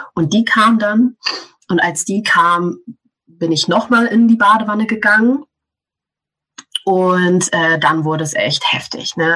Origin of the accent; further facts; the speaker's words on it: Germany; Ich bin in Deutschland aufgewachsen